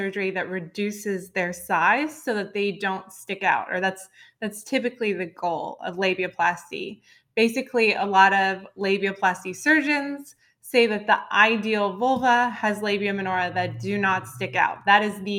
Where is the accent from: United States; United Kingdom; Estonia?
United States; Dallas, Texas; I grew up in Dallas, Texas